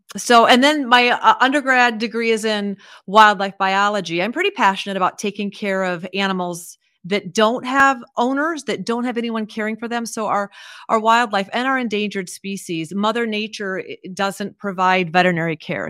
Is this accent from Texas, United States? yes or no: no; Iowa, United States; I grew up in Iowa